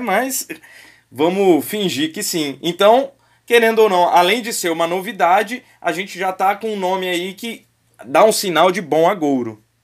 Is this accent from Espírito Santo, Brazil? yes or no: yes; Vitória, Espírito Santo, Brazil; sou de Vitória